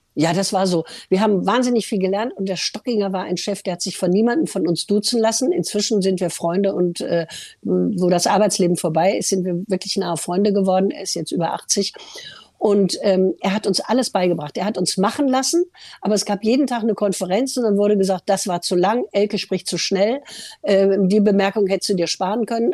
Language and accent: German; Ruhr area, North Rhine-Westphalia, Germany; weil das war meine Heimat